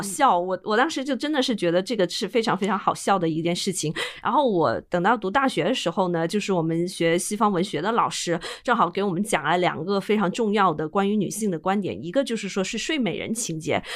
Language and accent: Chinese; southeast coast, China; 我们是相对长三角之，之外是都 东南沿海封建地段